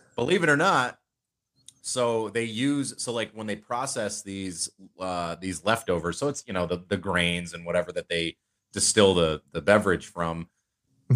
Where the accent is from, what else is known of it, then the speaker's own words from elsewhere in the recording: United States; being especially an American citizen